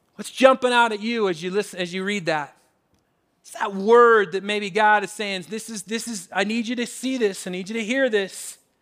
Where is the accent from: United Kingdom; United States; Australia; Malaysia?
United States; Washington; now in Colorado, United States; Growing up in Washington, especially in college in Western Washington